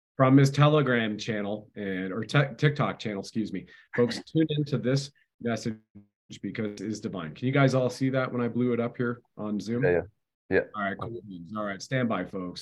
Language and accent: English; Canada